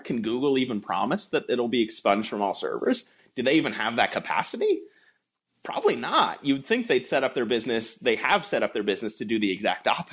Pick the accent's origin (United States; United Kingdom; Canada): Canada; as a Canadian citizen